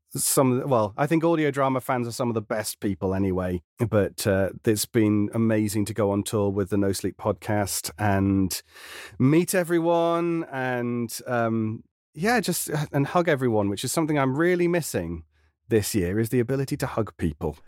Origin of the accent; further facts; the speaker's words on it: United Kingdom; being a Brit in a very American dominated sector